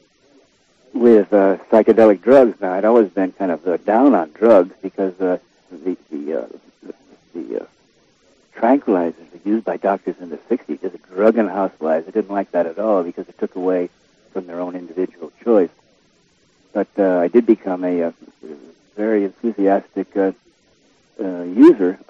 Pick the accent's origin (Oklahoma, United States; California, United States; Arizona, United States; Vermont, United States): California, United States; Southern; I'm a Southern California